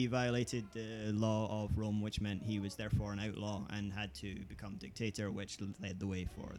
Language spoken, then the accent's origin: English; Hamilton, Scotland, United Kingdom; now in Luton, United Kingdom; Well, not Glasgow, really. Hamilton.